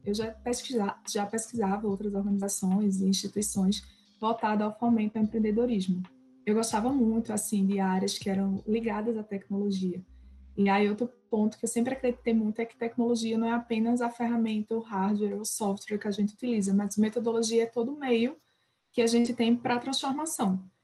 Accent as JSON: {"language": "Portuguese", "town": "Bonito", "region": "Pernambuco", "country": "Brazil", "tie": "born or raised there", "also_born_or_lived": "Caruaru / Recife", "moved": "as an adult", "said": "eu sou pernambucana, sou de Bonito, do interior, não nasci na capital, apesar de muita gente achar que eu estudei lá. É, passei minha vida inteira em Bonito"}